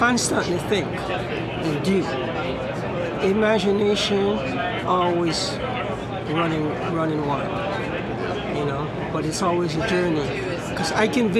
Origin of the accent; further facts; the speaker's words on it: Jamaica; moved away; from growing up in Jamaica